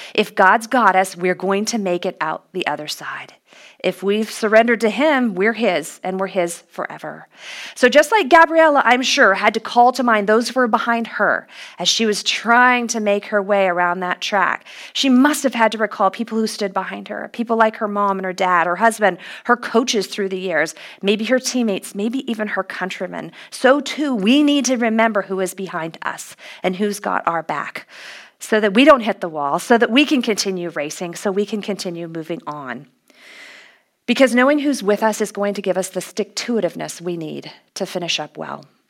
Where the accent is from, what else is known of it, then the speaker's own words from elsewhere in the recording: Los Angeles, California, United States; my hometown was going to host this international competition